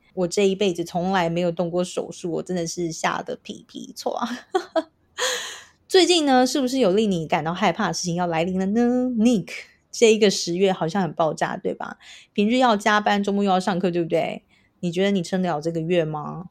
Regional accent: Tainan, Taiwan; 我是台南人

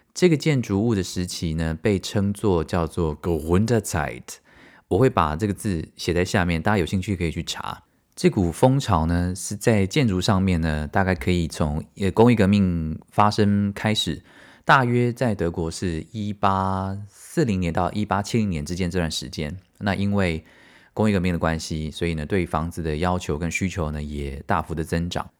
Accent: Taiwan; 因为我们台湾人就是这样嘛

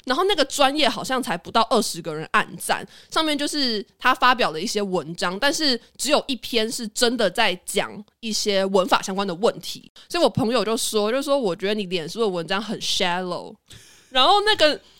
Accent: Taiwan; 我觉得台湾人，我们看到外国人在讲中文的时候

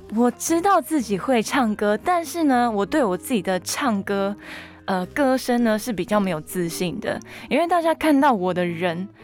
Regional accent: Miaoli County, Taiwan; first language Hakka; moved away; 我现在会讲客家话，会唱客家歌，我其实是为了这张专辑有回到苗栗三年的时间

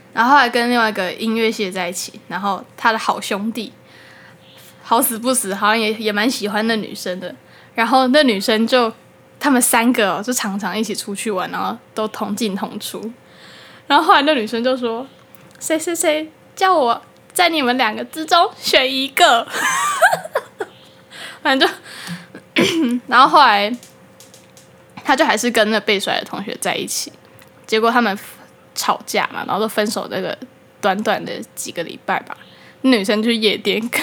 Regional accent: Taoyuan, Taiwan; also born or lived in Tainan; 我来自桃园

